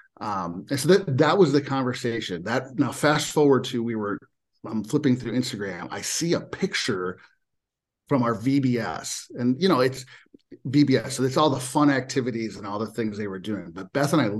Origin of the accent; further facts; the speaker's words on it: Minnesota, United States; born and raised in Minnesota